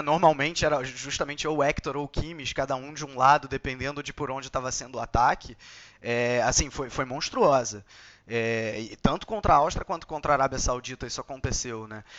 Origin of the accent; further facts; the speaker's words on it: Brazil; eu sou brasileiro